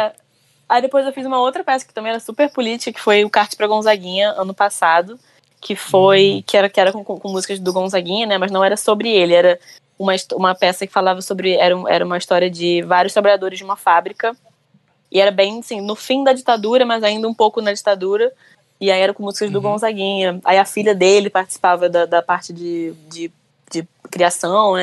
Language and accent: Portuguese; Rio de Janeiro, Brazil; Eu sou do Rio, né? E eu trabalho com teatro musical aqui no Rio